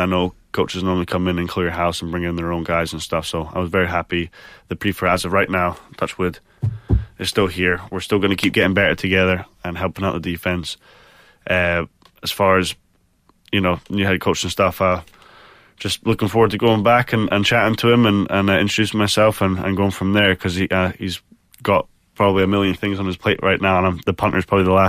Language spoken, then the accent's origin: English; Scotland, United Kingdom; now in United States; When I first moved over, I had to Americanify my accent, because I couldn't even order food without the waitress or waiter going, excuse me. Everybody knows I'm from Scotland